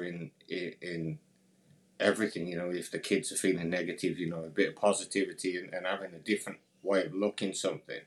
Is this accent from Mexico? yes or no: no; near Birmingham, West Midlands, United Kingdom; So I grew up near, I think you'd call it the UK's second capital, for argument's sake. It's a big city called Birmingham. I grew up just outside of there.